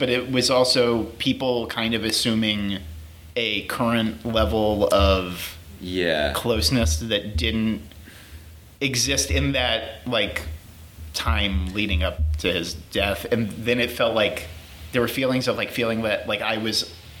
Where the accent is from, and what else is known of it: Houston, Texas, United States